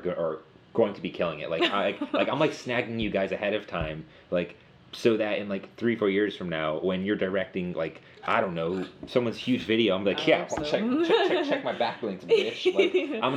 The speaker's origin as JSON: {"language": "English", "country": "United States", "said": "as American kids"}